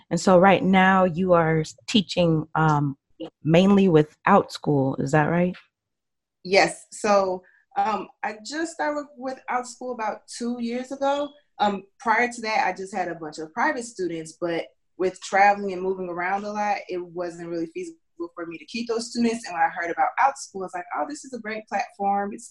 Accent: Minnesota, United States; also born or lived in Leavenworth, Kansas; I am from Minnesota by way of several other places. I was born in Leavenworth, Kansas, I'm currently in Minnesota

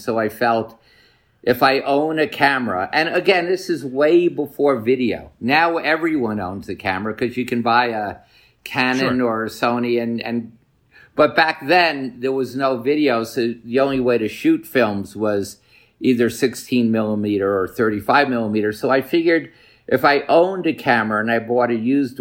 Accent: New York City, New York, United States; I grew up in Washington Heights

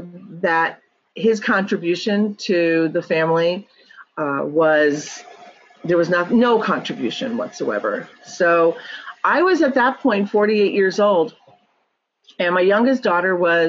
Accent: New York, United States; moved away as an adult; now in California, United States; So I lived in New York, born and raised in New York.

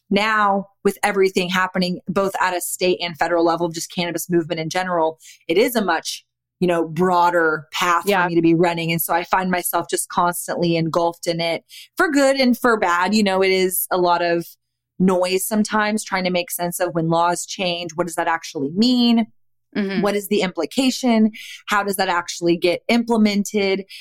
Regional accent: Austin, Texas, United States; I'm born and raised in Austin, Texas, never lived anywhere but Austin, Texas

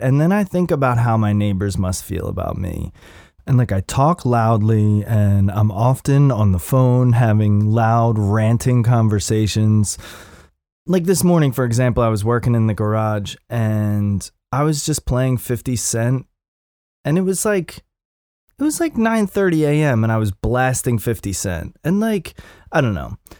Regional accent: Upper Darby, Pennsylvania, United States; moved away; I'm from, I'm from Upper Darby originally

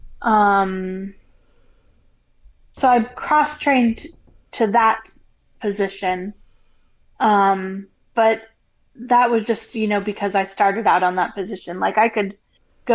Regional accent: Colorado, United States; moved away as an adult; now in Florida, United States; I'm from Colorado.

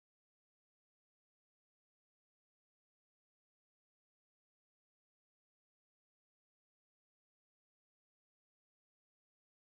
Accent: Aliquippa, Pennsylvania, United States; I'm from a small town right outside of Pittsburgh. It's called Aliquippa

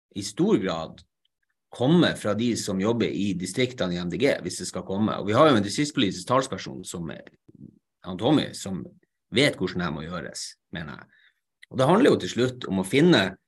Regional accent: Narvik, Nordland, Norway; først og fremst er jeg narvikværing

